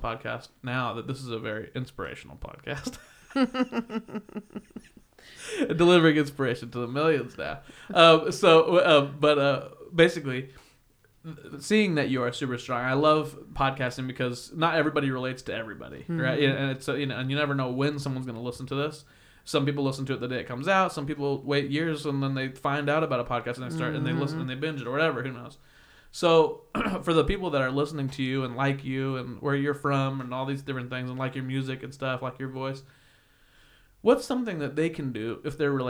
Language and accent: English; Kansas, United States; also born or lived in Indiana; now in Los Angeles, United States; when I was little, growing up in Kansas